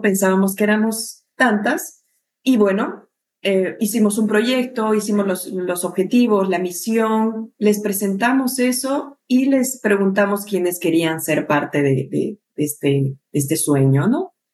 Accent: Cochabamba, Bolivia; moved away as an adult; now in Peru; yo soy de Bolivia

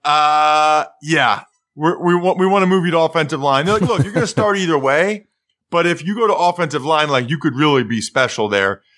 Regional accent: Pennsylvania, United States; like every kid in Pennsylvania

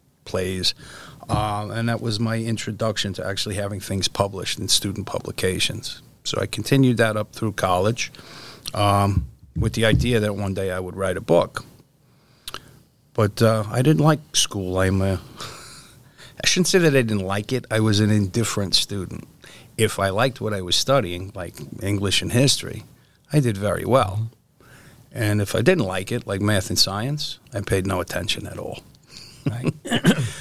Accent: New York City, New York, United States; I'm a city kid born and raised in New York. Was born in Queens, on the Queens-Brooklyn border

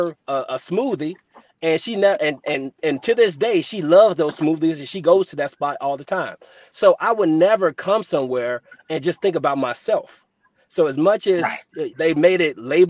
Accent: Gary, Indiana, United States; I'm from Gary, Indiana, the Midwest

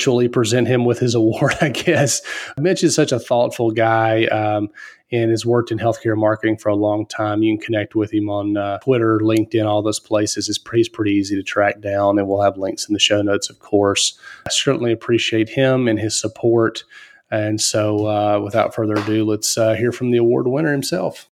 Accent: Mississippi, United States; I grew up in Mississippi

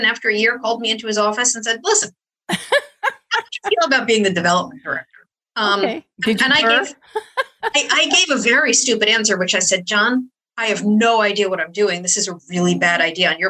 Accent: upstate New York, United States; I grew up in upstate New York

